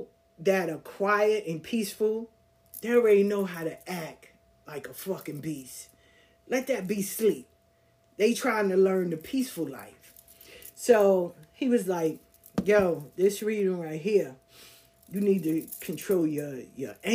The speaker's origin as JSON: {"language": "English", "town": "New York City", "region": "New York", "country": "United States", "tie": "born or raised there", "also_born_or_lived": "the South (US)", "said": "I'm from the South, but I grew up in Queens"}